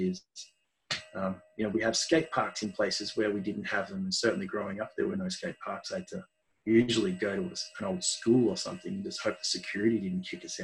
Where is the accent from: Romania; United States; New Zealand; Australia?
Australia; Mount Evelyn, Victoria; I live now in the place where I grew up in Mount Evelyn. So Melbourne's eastern suburbs up in the hills.